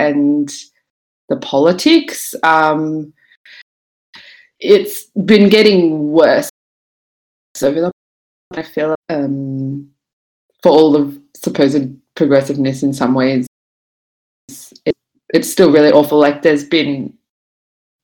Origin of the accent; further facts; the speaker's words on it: Brisbane, Queensland, Australia; moved away as an adult; also born or lived in Sydney; now in Melbourne, Australia; I grew up in Brisbane, moved in my early 20s